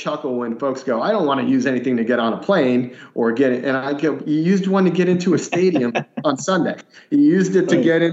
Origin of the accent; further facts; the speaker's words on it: Northeast, United States; now in Southeast, United States; I grew up in the Northeast